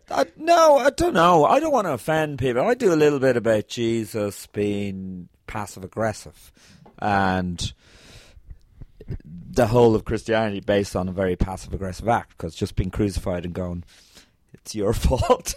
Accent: Ireland; growing up in Ireland

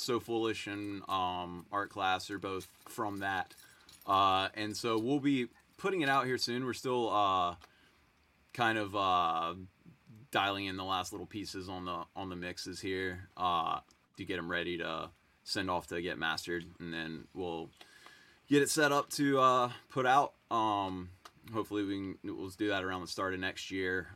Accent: Greensboro, North Carolina, United States; I grew up seeing them in Greensboro

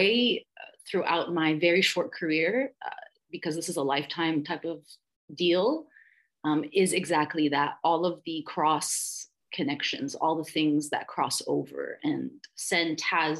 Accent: Dubai, United Arab Emirates; moved away as an adult; also born or lived in Budapest, Hungary / France; now in Montreal, Canada; And then I grew up in Dubai, so I lived there for 15 years, I would say. I grew up there.

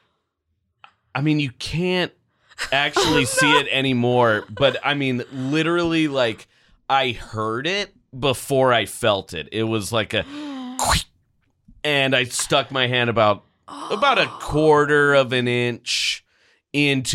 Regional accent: Portland, Oregon, United States; my experience growing up in Portland

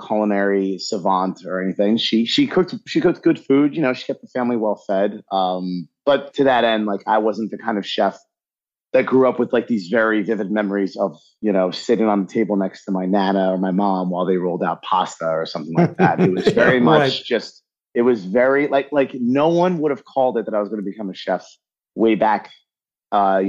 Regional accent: Massapequa, New York, United States; moved away as an adult; also born or lived in Connecticut; now in West Palm Beach, United States; I'm originally from Long Island, New York, the South Shore specifically, Massapequa.

